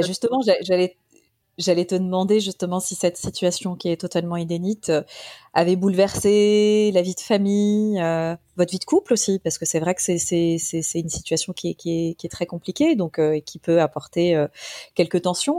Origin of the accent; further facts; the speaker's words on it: Paris, Île-de-France, France; je suis parisienne